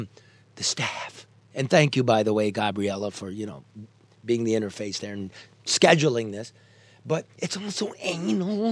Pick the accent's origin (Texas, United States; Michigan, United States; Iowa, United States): Michigan, United States; Oakland County; I'm from Oakland County